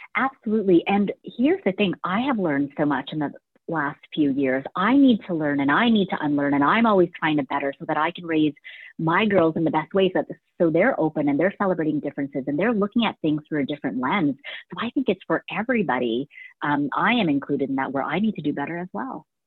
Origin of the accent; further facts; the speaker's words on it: Canada; our family immigrated here when I was about two years old, um, you know, and we didn't come to Canada with much and we didn't speak English